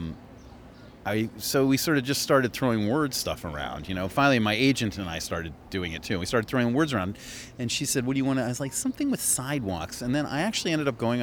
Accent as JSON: {"language": "English", "region": "New York", "country": "United States", "also_born_or_lived": "San Francisco / Boston / Philadelphia", "moved": "yes", "lives_now": "Los Angeles, United States", "said": "I'm from New York, and I lived in San Francisco and Boston and Philadelphia"}